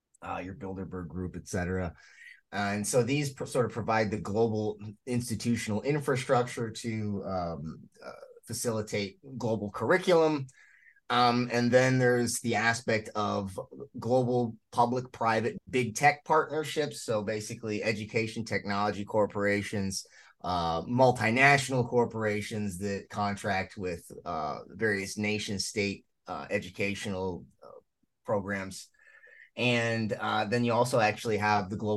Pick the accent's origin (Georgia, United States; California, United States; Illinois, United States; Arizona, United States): Illinois, United States; my home state of Illinois